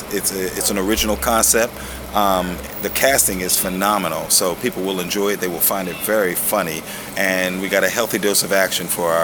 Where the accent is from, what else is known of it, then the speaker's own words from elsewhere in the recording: Philadelphia, Pennsylvania, United States; We're from Philadelphia.